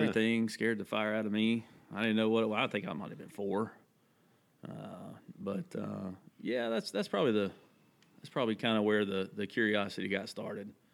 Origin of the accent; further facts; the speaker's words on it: Holly Grove, North Carolina, United States; I grew up in this place called Davidson County. Uh, a lot of people might have heard of Thomasville, North Carolina, where the furniture is made. Uh, grew up in that that area, little little community called Holly Grove